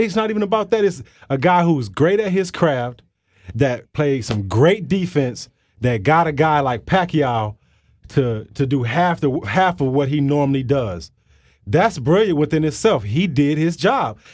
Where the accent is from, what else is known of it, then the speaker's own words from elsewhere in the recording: Flint, Michigan, United States; growing up in Michigan, growing up in Flint